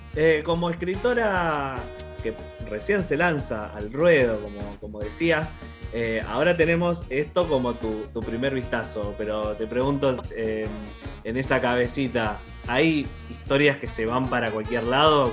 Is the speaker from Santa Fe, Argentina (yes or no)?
no; Morón, Buenos Aires Province, Argentina; yo soy de Morón